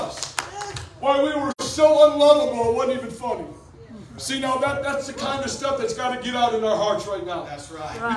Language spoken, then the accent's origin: English; Detroit, Michigan, United States; I was born in Detroit